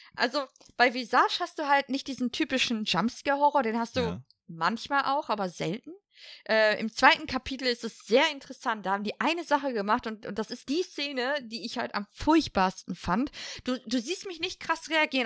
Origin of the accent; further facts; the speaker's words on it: Ruhr area, North Rhine-Westphalia, Germany; ich komme aus dem Ruhrpott